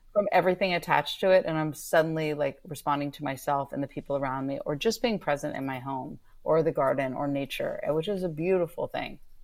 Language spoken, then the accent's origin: English; Northern California, United States; I grew up in Northern California